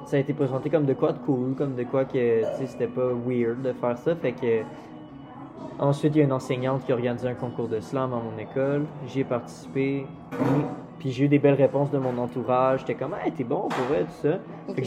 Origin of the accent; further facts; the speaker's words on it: Quebec City, Quebec, Canada; moved away as an adult; now in Montreal, Canada; je viens de Québec